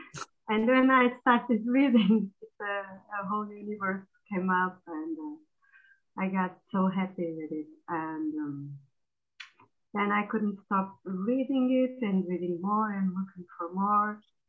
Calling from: Portugal

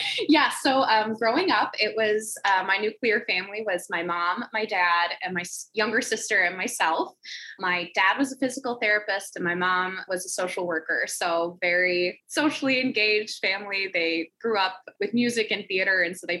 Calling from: Roseville, Minnesota, United States; I am joining us from Roseville, Minnesota, or as my iPhone likes to autocorrect it to, Roseville, Minnesota.

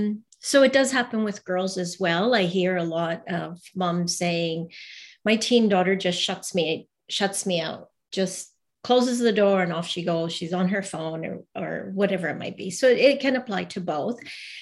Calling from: Vancouver, British Columbia, Canada; Oh, so I'm in rainy today. Rainy Vancouver, British Columbia in Canada.

